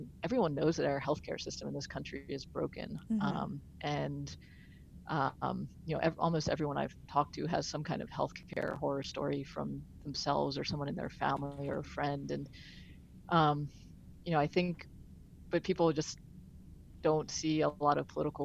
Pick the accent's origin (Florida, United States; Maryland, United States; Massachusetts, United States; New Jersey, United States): Maryland, United States; outside of Baltimore; moved away as an adult; now in West Virginia, United States; I grew up outside of Baltimore.